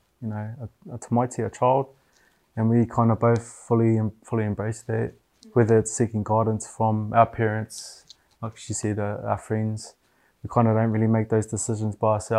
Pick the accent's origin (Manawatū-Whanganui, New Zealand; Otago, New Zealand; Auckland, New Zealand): Manawatū-Whanganui, New Zealand; moved away; Born and raised in the Manawatū